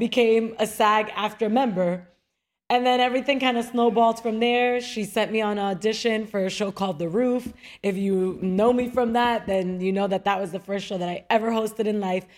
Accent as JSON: {"language": "English", "region": "New York", "country": "United States", "tie": "born or raised there", "also_born_or_lived": "Dominican Republic / Queens / Miami", "moved": "as an adult", "said": "growing up in New York and, uh, Broadway, the Great White Way"}